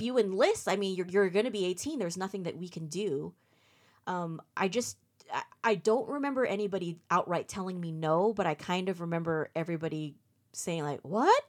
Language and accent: English; Fremont, California, United States; also born or lived in Redwood City; I was born and raised here. Um, pretty much grew up in the Bay Area all my life